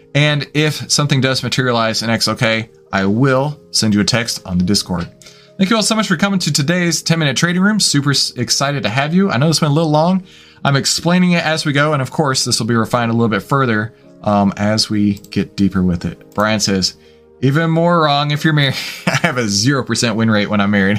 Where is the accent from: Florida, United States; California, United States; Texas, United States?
Texas, United States; I'm from Texas